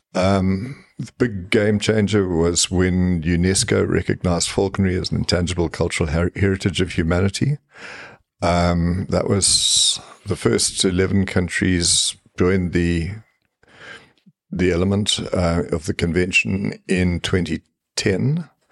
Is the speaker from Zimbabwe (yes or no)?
yes; Zimbabwe; now in South Africa; I grew up in Rhodesia, what now what is now Zimbabwe